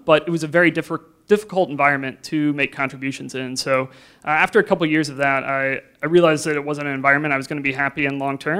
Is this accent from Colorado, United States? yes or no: no; Lexington, Ohio, United States; But I grew up near Mansfield, like halfway between here in Cleveland, very specifically in Lexington, which isn't really known for much at all